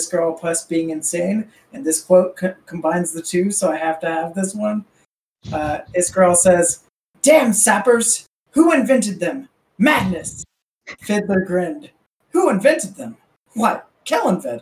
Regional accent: Florida, United States; I grew up in Florida

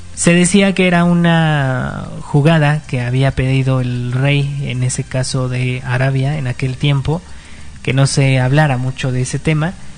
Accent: Mexico

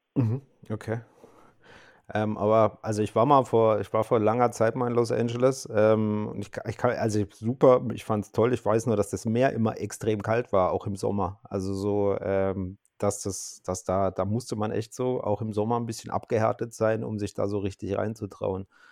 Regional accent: Karlsruhe, Baden-Württemberg, Germany; Ich bin gebürtiger Karlsruhe

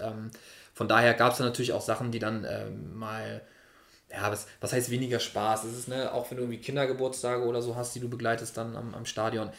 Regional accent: Hamburg, Germany; Ich bin zwar nicht direkt in Hamburg geboren, sondern knapp daneben, aber habe dann schon meine Kindheit in, in Hamburg verbracht

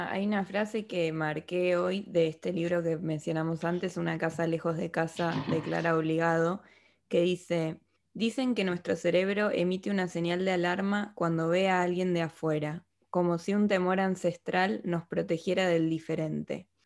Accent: Argentina; now in Spain; Yo soy argentina

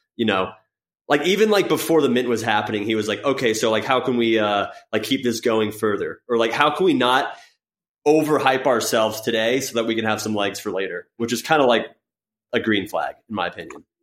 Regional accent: Florida, United States; I grew up in Florida

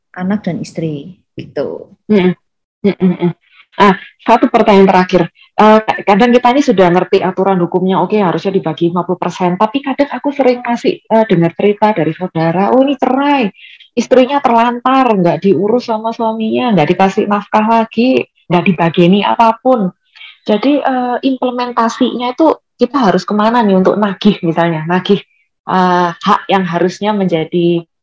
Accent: Malang, East Java, Indonesia; Aku kan bukan uh, bukan berdomisili di Jakarta. Aku asli orang Malang dan keluargaku juga di Malang, kehidupanku juga di Malang.

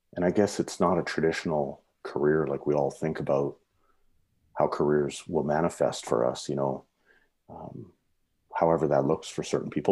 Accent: Saskatoon, Saskatchewan, Canada; moved away as an adult; now in Canmore, Canada; growing up in the prairies, I grew up in Saskatoon

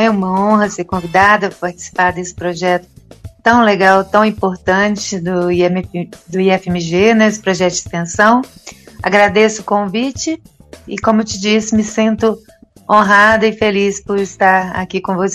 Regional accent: Arcos, Minas Gerais, Brazil; Então, eu sou aqui de Arcos, né, aqui é do interior de Minas Gerais, uma cidade de aproximadamente 40 mil habitantes aqui no Centro-Oeste. E nasci aqui, fui criada aqui, casei aqui.

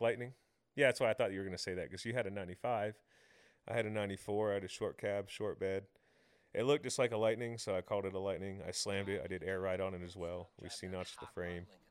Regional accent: Tampa, Florida, United States; Tampa has amazing street racing. Um, so I kinda grew up in a very good area for

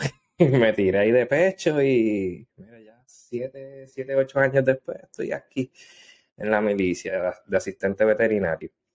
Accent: Adjuntas, Puerto Rico; moved away as an adult; also born or lived in Gurabo, Puerto Rico / South Korea; now in Japan; yo soy natural de Adjuntas, este, en mm. Puerto Rico. Eh, viví un tiempito en Gurabo... pero mayormente me estuve en Ajunta

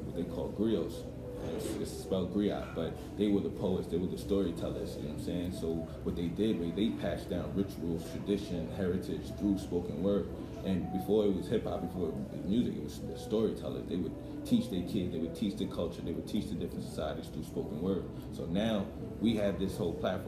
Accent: New York City, New York, United States; now in Pennsylvania, United States; I was born in Staten Island, I moved to Pennsylvania, and now right now I'm about to move down to Georgia

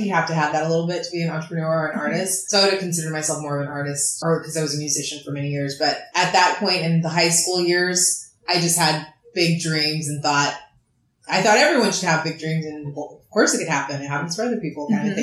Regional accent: Los Angeles, California, United States; I grew up in LA, and I know I was an entrepreneur at a very young age

